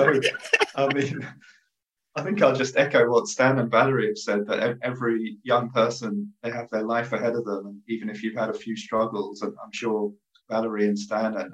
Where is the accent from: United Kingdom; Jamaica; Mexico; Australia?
United Kingdom; accent: British; now in Montreal, Canada; some people always don't understand my British accent